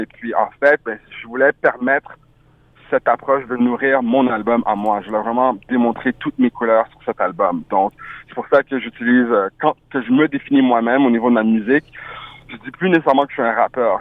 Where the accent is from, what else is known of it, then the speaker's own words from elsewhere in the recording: Ottawa, Ontario, Canada; first language French; also born or lived in France / Montreal / Haiti (ancestry); je suis né en France, je suis passé rapidement par Montréal, mais j'ai vraiment grandi à Ottawa, en Ontario